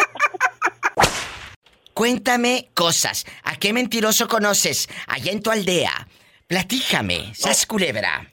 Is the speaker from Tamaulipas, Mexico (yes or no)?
yes; Matamoros, Tamaulipas, Mexico; en mi tierra, en Matamoros, Tamaulipas